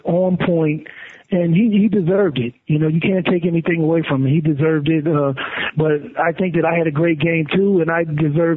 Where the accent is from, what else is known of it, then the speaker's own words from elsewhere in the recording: Harrisburg, Pennsylvania, United States; it was home for me. I'm from Harrisburg, Pennsylvania.